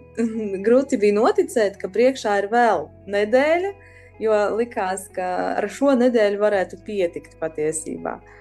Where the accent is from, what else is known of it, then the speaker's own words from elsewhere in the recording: Daugavpils, Latgale, Latvia; esmu no Daugopils, šeit esmu piedzimusi. Uh, un pavadījusi lielāko daļu no savas dzīves